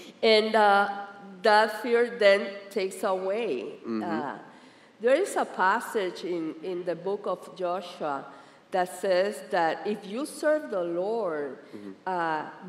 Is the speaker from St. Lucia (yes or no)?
no; Puerto Rico; now in Miami, United States; Especially when we came from Puerto Rico to here to Miami, I was very concerned that, you know, that you how you're gonna get accustomed here in the United States